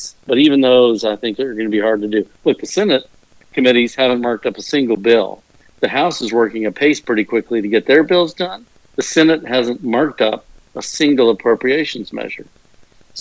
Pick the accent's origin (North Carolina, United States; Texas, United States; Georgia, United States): Texas, United States; I'm an Irish Texan.